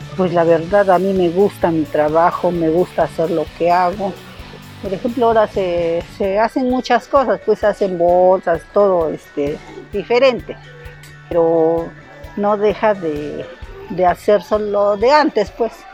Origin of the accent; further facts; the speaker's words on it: Santo Tomás Jalieza, Oaxaca, Mexico; de Santo Tomás Caliesa. Soy nativa de acá